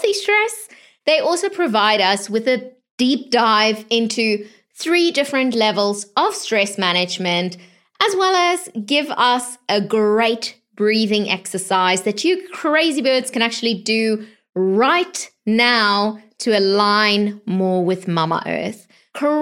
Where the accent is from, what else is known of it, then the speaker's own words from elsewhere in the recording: South Africa; moved away; I was born in South Africa as well.